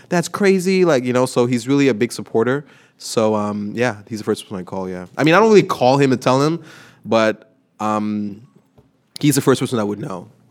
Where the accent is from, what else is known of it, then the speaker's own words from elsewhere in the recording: Montreal, Quebec, Canada; from Montreal